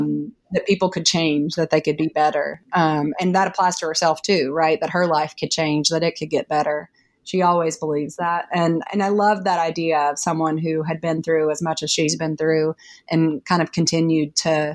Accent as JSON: {"language": "English", "region": "Tennessee", "country": "United States", "tie": "born or raised there", "said": "If you drew a line on a map from where I grew up in East Tennessee to Memphis, that line would be longer than if you drew a line from where I grew up in East Tennessee to Canada."}